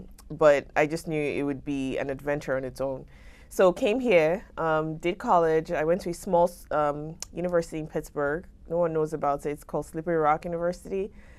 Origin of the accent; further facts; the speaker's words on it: Lagos, Nigeria; moved away as an adult; now in United States; So I grew up in Nigeria, so in Lagos specifically.